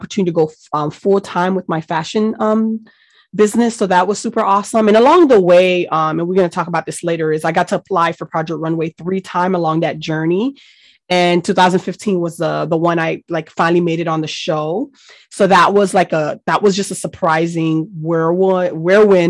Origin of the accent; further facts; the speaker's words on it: Miami, Florida, United States; English is a second language; I grew up in Miami, Florida